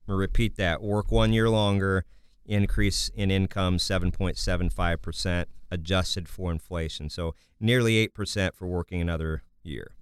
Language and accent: English; Kansas, United States; I'm from Kansas